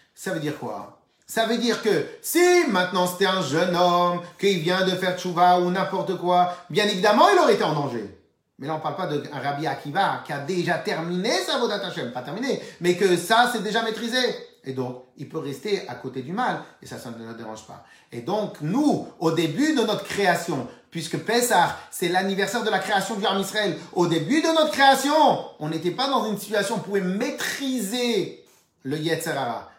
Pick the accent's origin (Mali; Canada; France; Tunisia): Tunisia; On est tunisien, Lubavitch